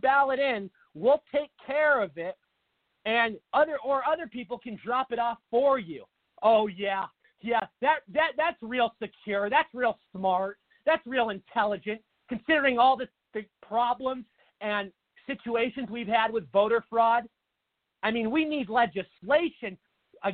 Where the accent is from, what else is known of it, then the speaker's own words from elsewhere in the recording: Washington, United States; now in Arizona, United States; Washington State, my home state